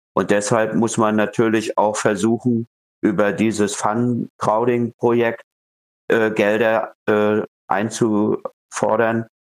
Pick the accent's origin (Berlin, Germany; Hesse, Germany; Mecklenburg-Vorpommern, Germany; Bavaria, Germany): Mecklenburg-Vorpommern, Germany; Rostock; in meinem Heimatort Rostock